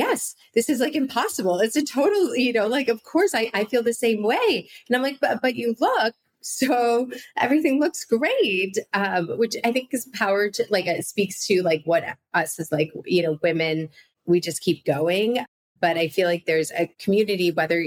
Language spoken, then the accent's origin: English; Chicago, Illinois, United States; I grew up in Chicago, like a Midwestern girl too.